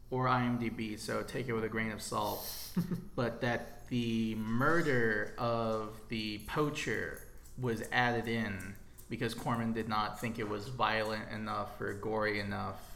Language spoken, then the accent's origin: English; East Coast, United States; I'm from the East Coast.